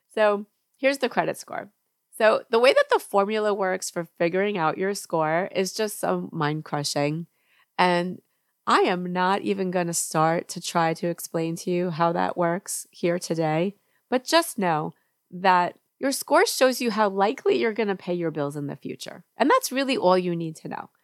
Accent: New York, United States; moved away as an adult; now in Georgia, United States; I grew up in New York, and now I live in Georgia

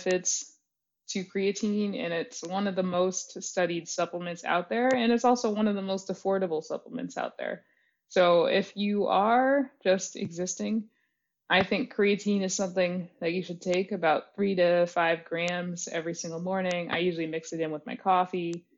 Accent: Belmont, Massachusetts, United States; also born or lived in New York; now in Baltimore, United States; Belmont, when I was growing up there

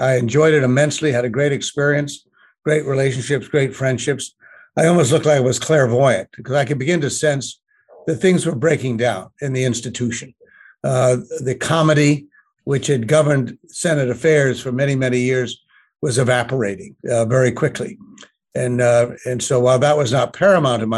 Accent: Connecticut, United States; also born or lived in Washington, D.C.; I grew up in Connecticut, obviously, and Washington, D.C., because my father was a member of Congress back in the 1950s and in the 60s

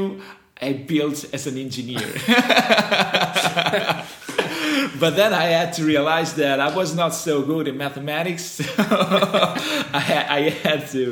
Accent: Fano, Marche, Italy; English is a second language; moved away as an adult; also born or lived in Fossombrone / Ancona; now in Bologna, Italy; It's a very little city, but I grew up in Fano.

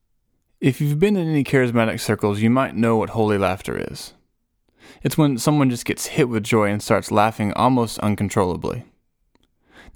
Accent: Nashville, Tennessee, United States; I was from Nashville

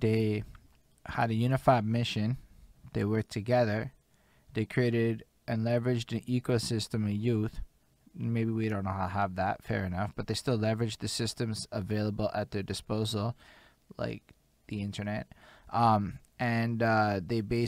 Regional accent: Montreal, Quebec, Canada; also born or lived in Dollard-des-Ormeaux; I was up in, like, Coast St. Luke Land until I was, like, 16. And then for some reason we moved to DDO

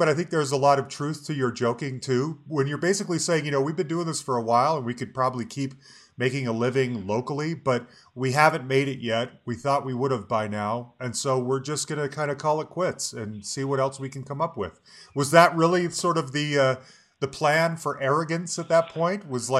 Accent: Salt Lake City, Utah, United States; moved away as an adult; now in Denver, United States; I grew up in Salt Lake City. I'm from Salt Lake City.

